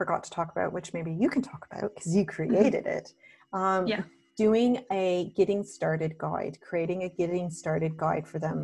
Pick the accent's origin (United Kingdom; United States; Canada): Canada; now in Australia; I'm Canadian who lives in Australia